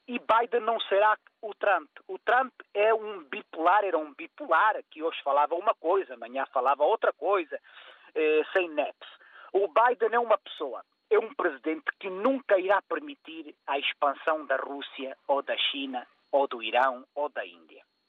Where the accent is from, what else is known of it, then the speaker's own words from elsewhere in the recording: Portugal; eu como português